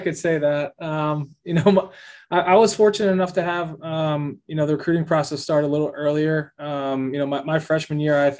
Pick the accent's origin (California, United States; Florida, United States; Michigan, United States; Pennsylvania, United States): Pennsylvania, United States; Pittsburgh; moved away as an adult; now in Kansas City, United States; I wanted to be part of rebuilding my hometown team.